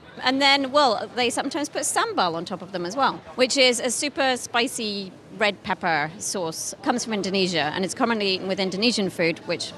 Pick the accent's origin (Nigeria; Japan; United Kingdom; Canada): United Kingdom; now in Netherlands; being a British person